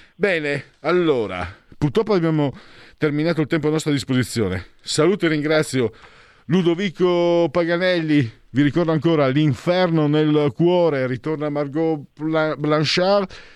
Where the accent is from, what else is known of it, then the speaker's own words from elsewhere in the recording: Friuli-Venezia Giulia, Italy; moved away as an adult; also born or lived in Veneto; now in Milan, Italy; vengo dal Friuli, mezzo Veneto, mezzo Friulano sono